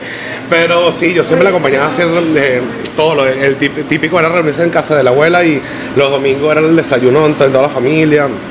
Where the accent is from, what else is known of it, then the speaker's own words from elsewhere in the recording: La Guaira, Vargas, Venezuela; now in Miami, United States; Yo soy de Venezuela y yo soy de, eh, del estado Vargas, es, un pueblo costero